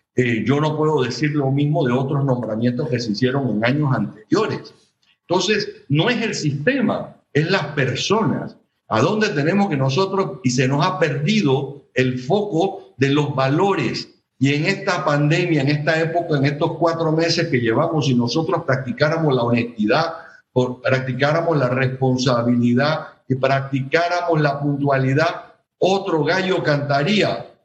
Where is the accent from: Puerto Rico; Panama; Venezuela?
Panama; soy panameño